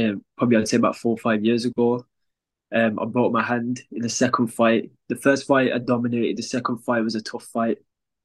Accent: Wolverhampton, West Midlands, United Kingdom; I'm from Wolverhampton

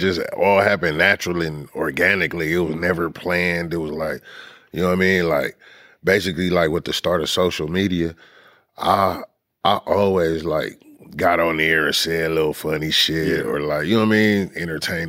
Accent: Los Angeles, California, United States; also born or lived in Inglewood, California; I was born in Los Angeles

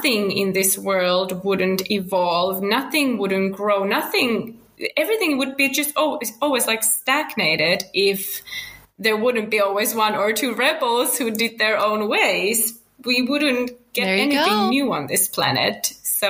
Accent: Finland; English is a second language; now in Spain; I'm from Finland originally, now living in Spain with my family.

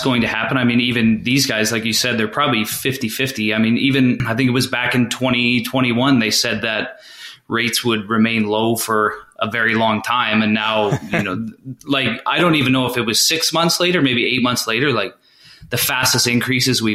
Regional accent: Calgary, Alberta, Canada; We have no Flames fans in my immediate family, and we're all from Calgary.

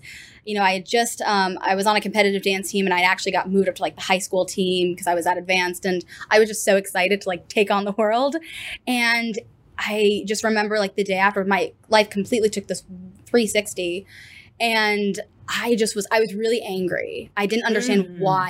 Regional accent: New Canaan, Connecticut, United States; moved away as an adult; now in Fort Worth, United States; I am from New Canaan, Connecticut. So a little town about 40 minutes to an hour outside of New York City

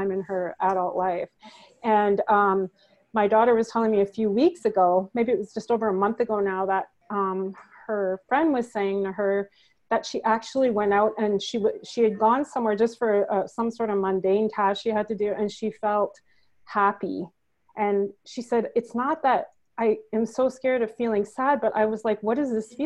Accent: Manitoba, Canada; accent: northern; now in Ontario, Canada; I'm from Manitoba, Canada originally, and we live in Ontario, Canada right now

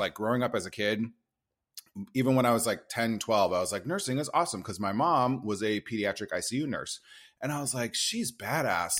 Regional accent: Nebraska, United States; moved away; I grew up in Nebraska.

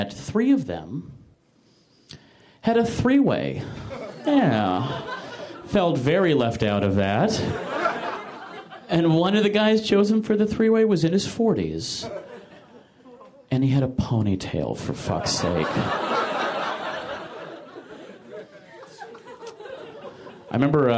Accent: Michigan, United States; moved away; I'm from Michigan

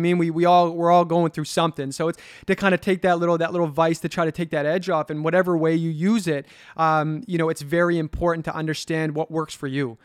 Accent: Halifax, Nova Scotia, Canada; I grew up in the North End, middle income family

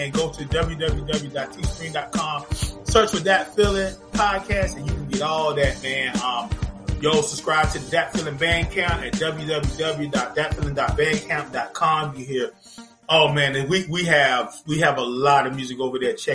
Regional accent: Arkansas, United States; I'm from Arkansas, dog.

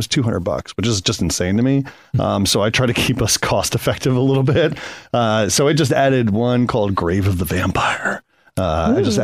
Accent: Connecticut, United States; I grew up in Connecticut and we had very small mom and pop stores

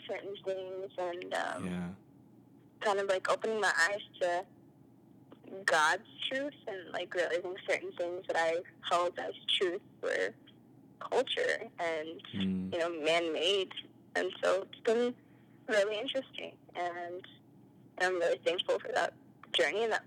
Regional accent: North Carolina, United States; I grew up in North Carolina

